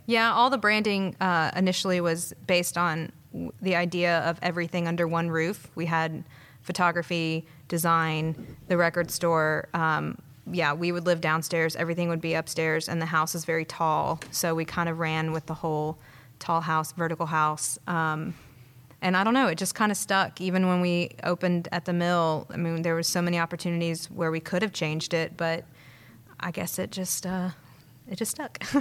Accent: Madison, Alabama, United States; also born or lived in Savannah, Georgia; grew up here, though. Well, Madison

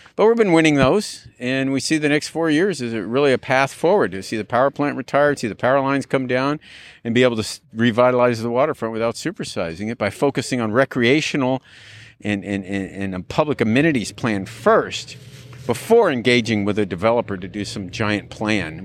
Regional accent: California, United States; also born or lived in Dallas, Texas; I was born in Dallas, Texas, and when I was eight years old, we moved out here. So, uh, I'm not a native Californian

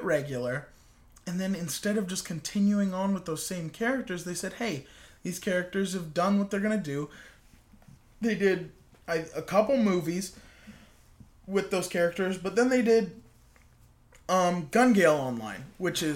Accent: United States

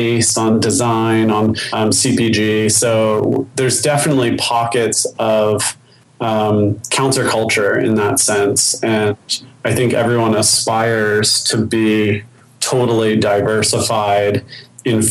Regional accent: Baltimore, Maryland, United States; now in Austin, United States; I grew up in Baltimore, which in so many ways, you know, at that time was a city in decay

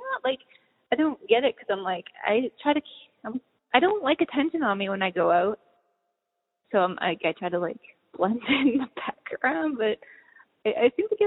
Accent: Boston, Massachusetts, United States; also born or lived in San Francisco Bay Area / Los Angeles; now in Kentucky, United States; I grew up in Boston. I lived a big chunk of my life, you know, in the Bay Area and a little bit

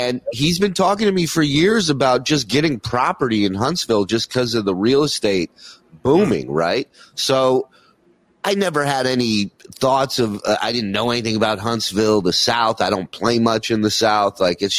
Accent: Israel; born there; I was born in Israel, right? My parents are immigrants.

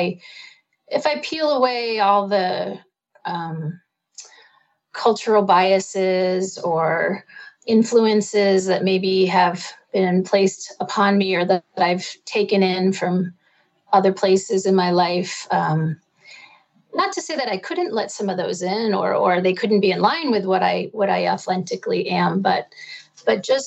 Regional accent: East Coast, United States; now in Topanga Canyon, United States; I live in beautiful Topanga Canyon out here in California, but I'm originally from the East Coast

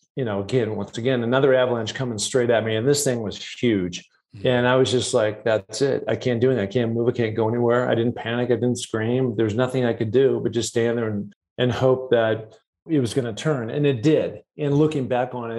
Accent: Seattle, Washington, United States; I grew up in Seattle, Washington

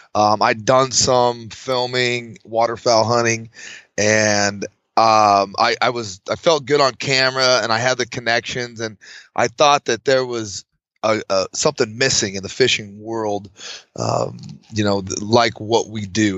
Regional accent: Fallon, Nevada, United States; I'm from northern Nevada, a little town called Fallon. So born and raised

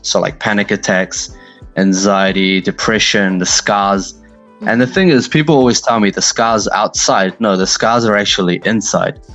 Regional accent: New Zealand; born or raised there; also born or lived in Pakistan

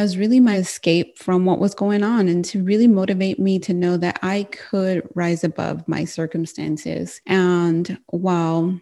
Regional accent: United States; I'm Mexican American

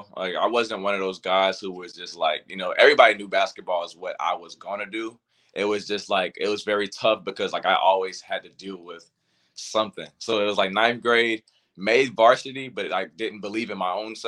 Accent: Port Royal, South Carolina, United States; So I'm from Port Royal, South Carolina. Like I said, I pretty much lived there my whole life

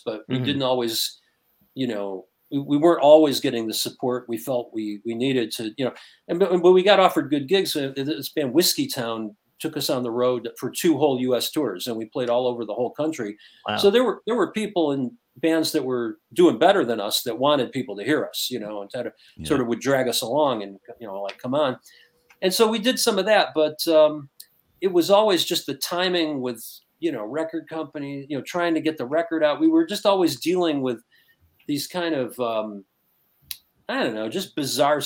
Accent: Detroit, Michigan, United States; growing up in Detroit

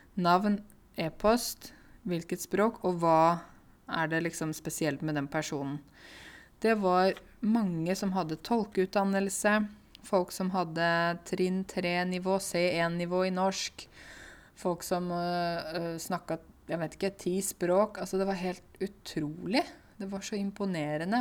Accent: Norway; jeg er norsk og lys i huden

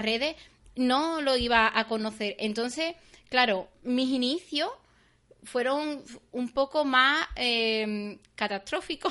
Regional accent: Seville, Andalusia, Spain; en mi pueblo. Aquí en Sevilla

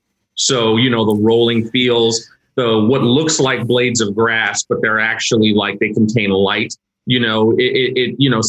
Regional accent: New York City, New York, United States; also born or lived in Queens; I grew up in Brooklyn, but I moved to Queens as an adult.

